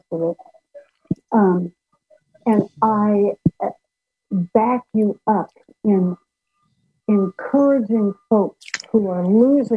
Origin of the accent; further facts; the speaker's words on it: Portland, Oregon, United States; when I was a young squirt, like about 16, growing up in Portland, Oregon